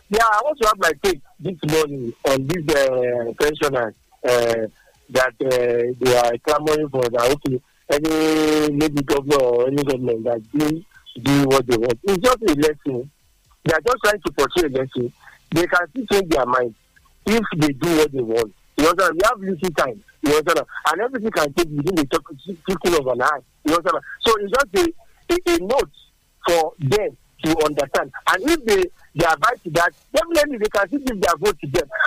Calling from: Songo, Nigeria; Uh, I am engineer …. Uh, I'm calling from Songo.

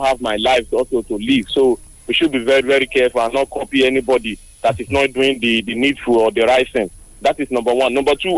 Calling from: Abuja, Federal Capital Territory, Nigeria; I'm calling from Abuja.

